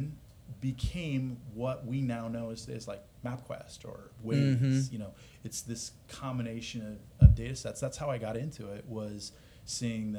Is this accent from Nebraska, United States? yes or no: yes; Omaha, Nebraska, United States; moved away as an adult; now in Austin, United States; So born and raised. That's how I got my start in the data business, was in Omaha. But yeah, my wife's from Iowa. I'm from Nebraska